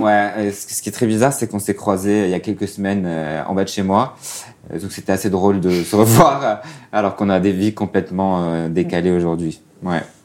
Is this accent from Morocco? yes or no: yes; Casablanca, Casablanca-Settat, Morocco; moved away as an adult; also born or lived in China; j'ai 33 ans et je viens de Casablanca, au Maroc.